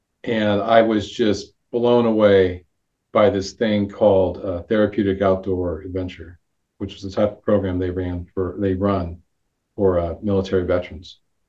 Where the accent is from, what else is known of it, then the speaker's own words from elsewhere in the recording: Bay Area of Northern California, United States; moved away as an adult; I grew up in the Bay Area of Northern California, just north of San Francisco.